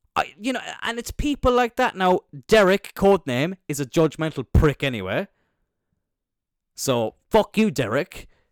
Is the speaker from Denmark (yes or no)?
no; Cloyne, Munster, Ireland; I'm from Cline